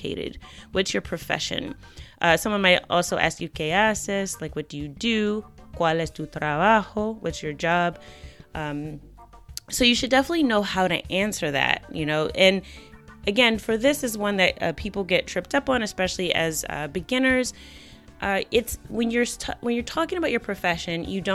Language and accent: English; United States